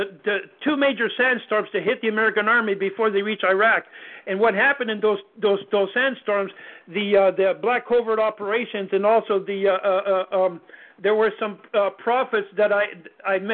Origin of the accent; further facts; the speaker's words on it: Canada; I'm Canadian.